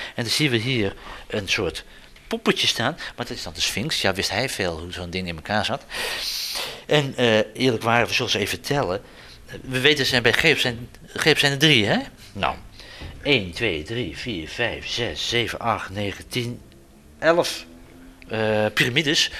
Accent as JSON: {"language": "Dutch", "region": "Zeeland", "country": "Netherlands", "said": "wij als Zeeuwen"}